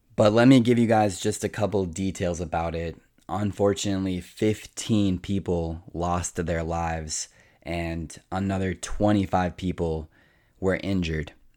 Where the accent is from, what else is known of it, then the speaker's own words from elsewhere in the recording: United States; being an American